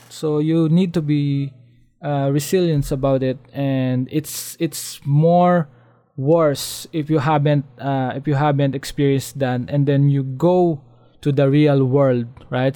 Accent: Philippines; as a Filipino, as living in the uh, developing country

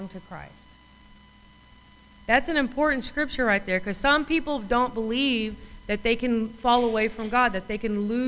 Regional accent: United States

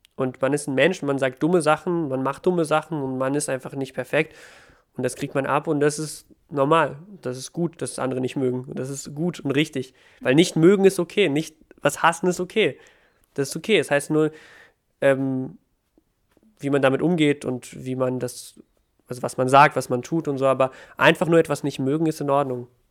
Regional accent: Ukraine; now in Germany; Ich komme, ich bin ja aus der Ukraine

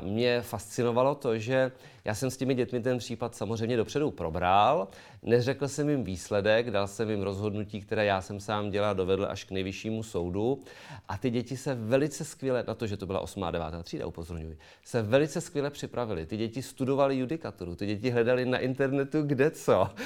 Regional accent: Karlovy Vary, Karlovy Vary Region, Czechia; u nás v Karlových Varech

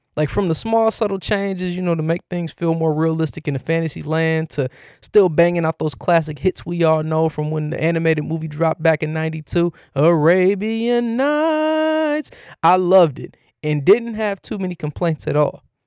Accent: Cleveland, Ohio, United States; my hometown team, the Cleveland Cavaliers

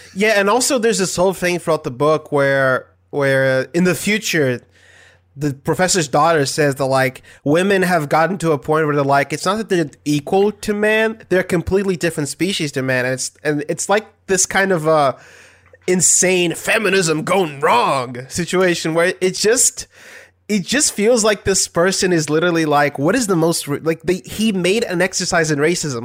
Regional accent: Brazil; I'm from Brazil

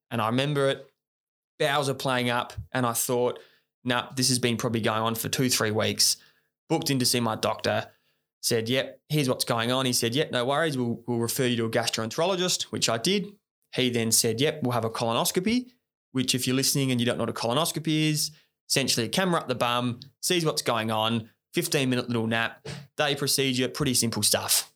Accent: Australia; as young Aussie guys

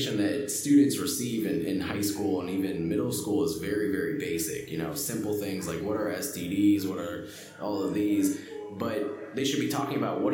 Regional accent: Palmerton, Pennsylvania, United States; also born or lived in Allentown, Pennsylvania / Kutztown, Pennsylvania; grew up in Palmerton, PA, which is in Carbon County

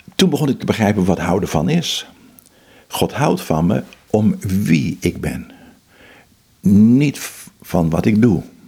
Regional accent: Netherlands; also born or lived in Philippines

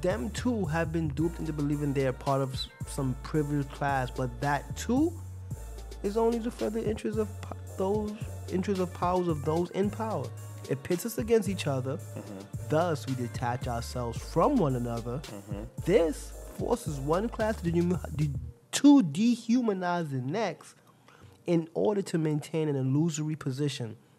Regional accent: New York City, New York, United States; I'm a New Yorker. I've been living here for what the last what twenty something years of my life

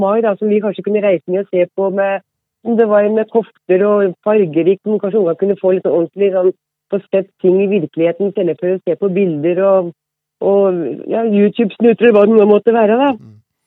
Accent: Vang, Innlandet, Norway; moved away as an adult; also born or lived in Oslo; jeg er hedmarking og kommer fra Vang utenfor Hamar.

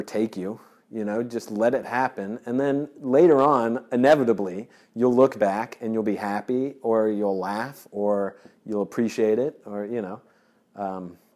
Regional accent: Georgia, United States; I grew up in Georgia

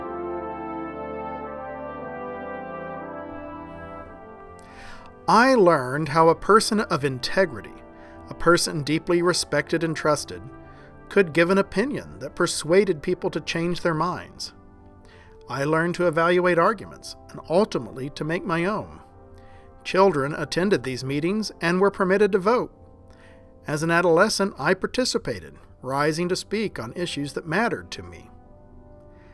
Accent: rural Oklahoma, United States; I grew up in Baptist churches in rural Oklahoma

